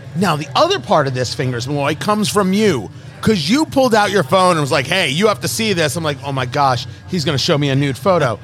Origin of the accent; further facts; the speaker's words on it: New Jersey, United States; moved away; Growing up in Jersey